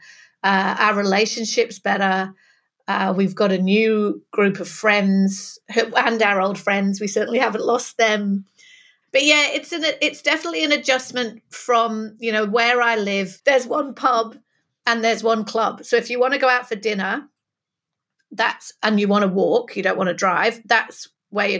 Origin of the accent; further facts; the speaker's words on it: Manchester, North West England, United Kingdom; accent: northern; moved away as an adult; also born or lived in London / Sydney; now in New South Wales, Australia; I'm originally from Manchester, which is why you can tell that northern vowels of my accent, but I was living in London before I moved